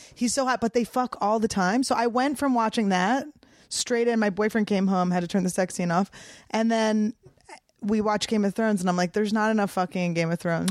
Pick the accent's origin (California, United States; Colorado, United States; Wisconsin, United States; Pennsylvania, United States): Pennsylvania, United States; Cheltenham; moved away; also born or lived in Santa Fe; I grew up in the suburbs in Cheltenham